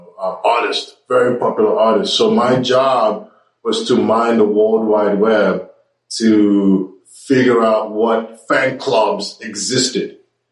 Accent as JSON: {"language": "English", "region": "New York", "country": "United States", "tie": "born or raised there", "said": "as a young black man growing up in New York, you know, I was partying every night and going to work every day."}